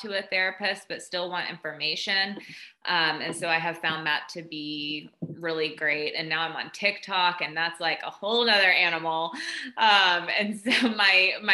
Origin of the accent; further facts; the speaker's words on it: Southeast Tennessee, United States; moved away as an adult; also born or lived in Austin, Texas; I grew up in Southeast Tennessee in a kind of a small town, very conservative